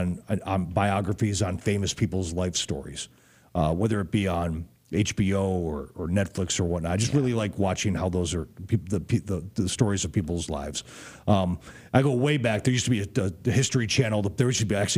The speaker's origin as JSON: {"language": "English", "town": "Chicago", "region": "Illinois", "country": "United States", "said": "because I'm from Chicago"}